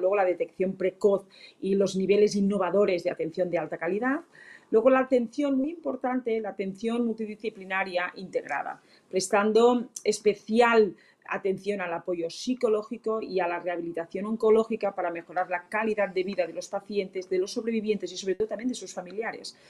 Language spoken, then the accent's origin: Spanish; Catalonia, Spain